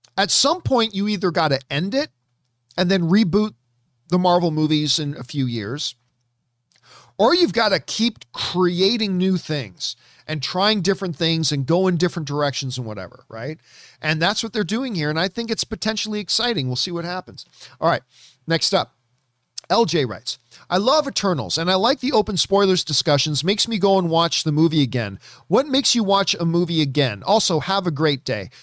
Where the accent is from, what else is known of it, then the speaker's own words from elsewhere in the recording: Canada; as a Canadian white dude who hasn't been exposed to a whole ton of Bollywood in my life